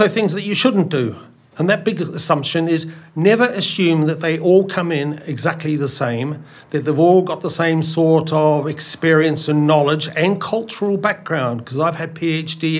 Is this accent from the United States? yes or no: no; New Zealand; moved away as an adult; also born or lived in North America / Canada; now in United Kingdom; my accent is not Australian. I am actually a New Zealander